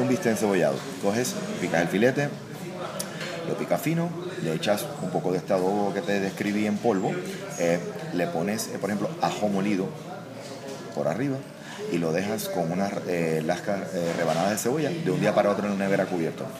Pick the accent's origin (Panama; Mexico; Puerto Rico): Puerto Rico; soy puertorriqueño